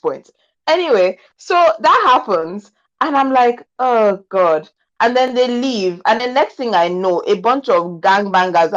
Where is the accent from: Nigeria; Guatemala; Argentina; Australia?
Nigeria; there's certain things that I do as a Nigerian